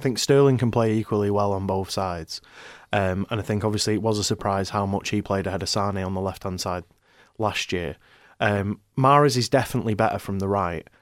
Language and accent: English; Ireland; moved away as an adult; also born or lived in Manchester; I'm, I'm from Manchester, but I, I, I mostly grew up in Ireland, um, uh, you know, moved there when I was younger.